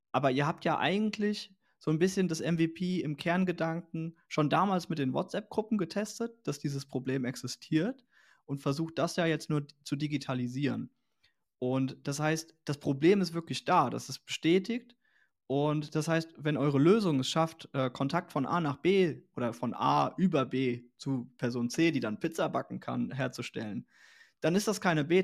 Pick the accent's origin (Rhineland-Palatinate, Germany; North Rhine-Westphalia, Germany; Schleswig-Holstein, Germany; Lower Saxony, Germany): Rhineland-Palatinate, Germany; Äh, ich komme so ziemlich aus der Mitte äh, von Koblenz und Mainz